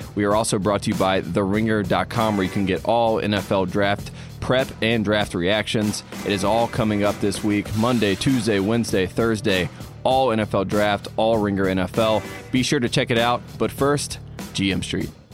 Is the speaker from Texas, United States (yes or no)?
no; North Carolina, United States; my home state of North Carolina